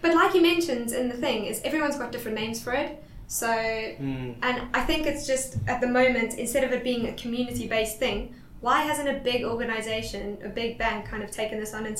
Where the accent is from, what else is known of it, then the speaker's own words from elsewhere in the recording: South Africa; I come from South Africa.